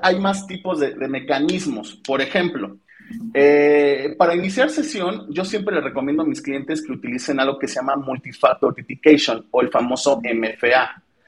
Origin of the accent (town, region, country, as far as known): Mexico